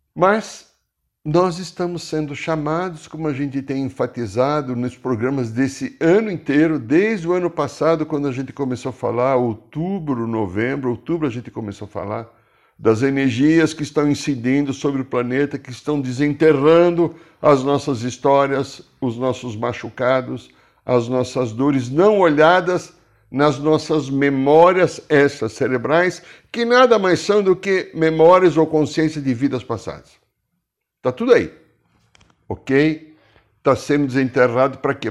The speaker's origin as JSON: {"language": "Portuguese", "country": "Brazil", "said": "sou brasileiro"}